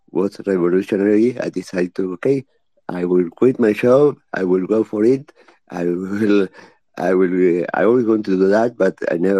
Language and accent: English; Uruguay; I am from Uruguay. I have been into cybersecurity all of my life. And well, I have worked for the government in Uruguay in different ministries.